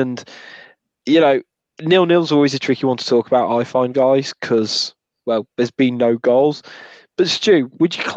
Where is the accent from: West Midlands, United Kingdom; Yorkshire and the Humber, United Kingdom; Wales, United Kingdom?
West Midlands, United Kingdom; Wolverhampton; I'm from Wolverhampton